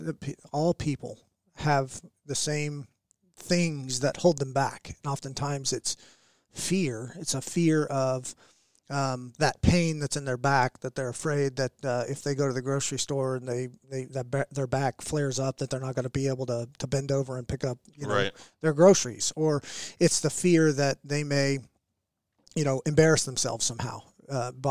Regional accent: Oklahoma City, Oklahoma, United States; I was born and raised in Oklahoma. I was a what I'd call a Canadian county kid. I was a West Side kid of Oklahoma City.

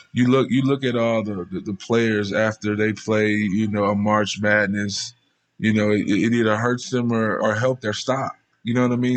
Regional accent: Baton Rouge, Louisiana, United States; now in Las Vegas, United States; I grew up in probably one of the roughest parts of Baton Rouge

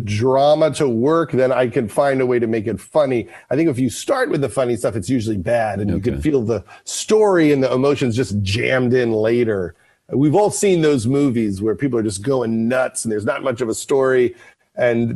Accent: Long Island, New York, United States; I'm from Long Island

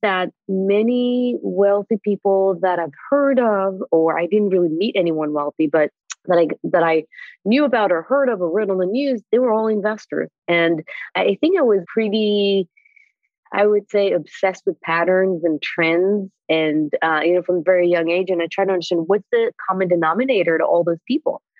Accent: Israel; moved away as an adult; now in United States; I was born in Israel

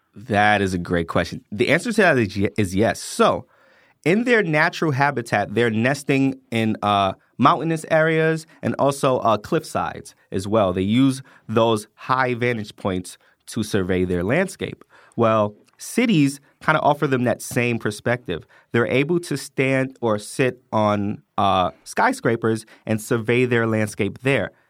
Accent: New York City, New York, United States; now in Atlanta, United States; I grew up in the Bronx, New York

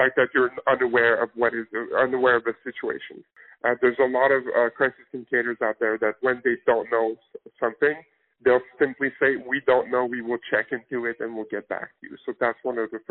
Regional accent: Canada; now in United States; my home country of Canada

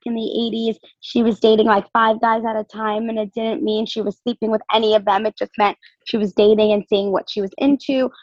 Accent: Fairfield County, Ridgefield, Connecticut, United States; moved away as an adult; also born or lived in Miami, Florida; now in Los Angeles, United States; I'm originally from Connecticut, Fairfield County, Richfield

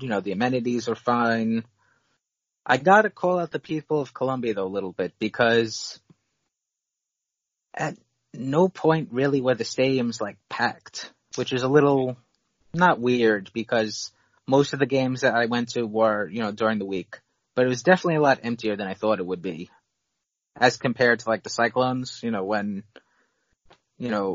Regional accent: New York City, New York, United States; As a New Yorker

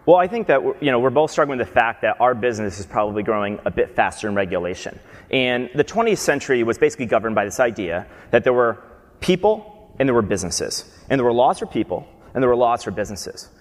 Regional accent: Albany, New York, United States; moved away; I'm from Albany, New York, upstate New York.

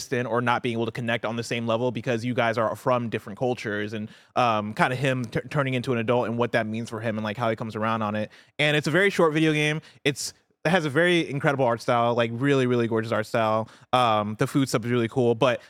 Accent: Champaign, Illinois, United States; I grew up in Illinois and like Champaign, Illinois, which is fairly diverse, right? But even in Champaign, I always felt like I had this singular experience of like growing up in the U.S. with the parents that moved here from Nigeria.

